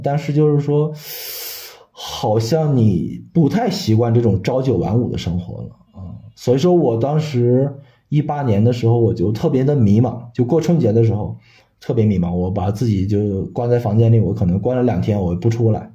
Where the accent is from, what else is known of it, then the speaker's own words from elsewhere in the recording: Shanxi, China; 我算是一个山西人，山西人，然后从小没见过海